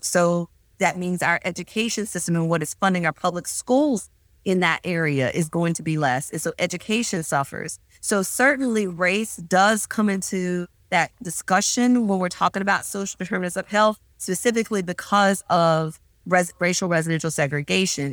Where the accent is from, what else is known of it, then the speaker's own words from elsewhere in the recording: Meridian, Mississippi, United States; moved away; also born or lived in Louisiana; I am originally from Meridian, Mississippi